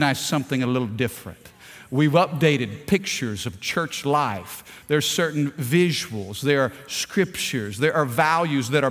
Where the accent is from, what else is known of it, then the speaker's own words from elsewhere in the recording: Missouri, United States; moved away as an adult; my upbringing in Missouri